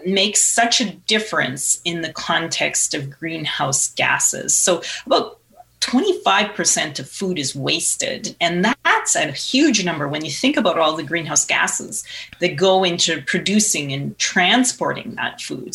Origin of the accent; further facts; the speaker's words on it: Saskatchewan, Canada; I grew up in Saskatchewan and farming's in the family